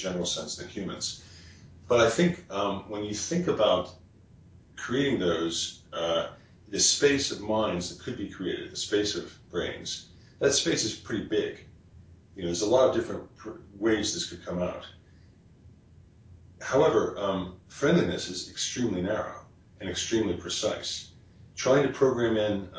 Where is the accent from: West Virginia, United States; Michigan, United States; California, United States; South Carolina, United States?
West Virginia, United States; I'm from West Virginia